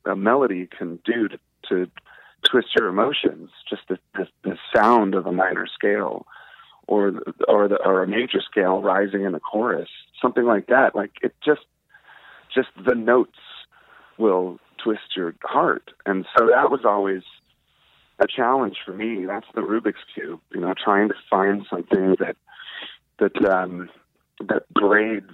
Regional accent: D.C., District of Columbia, United States; Growing up outside of Washington, D.C., a little punk rock kid

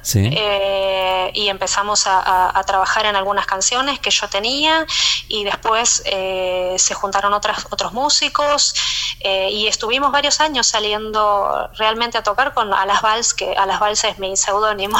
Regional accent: Argentina; moved away; siendo argentina tenía mucha afinidad con, con, otros argentinos

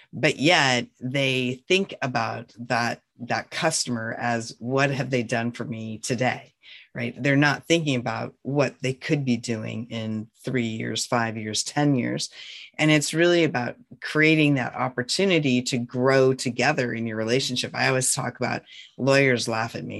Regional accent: North Central Montana, United States; I was born and raised in North Central Montana on a ranch

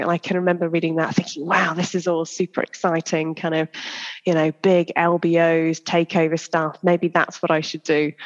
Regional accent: Church Stretton, West Midlands, United Kingdom; I grew up uh, in a little place called Church Stretton in Shropshire

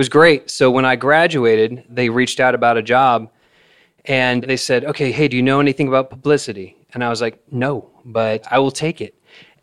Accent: Salem, Oregon, United States; moved away as an adult; now in Nashville, United States; I grew up in Salem, Oregon, which is a hotbed of music

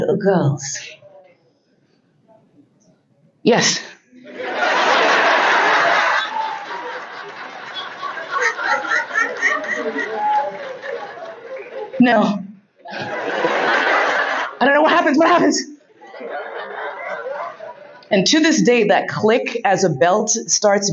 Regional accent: New York, United States; growing up in New York

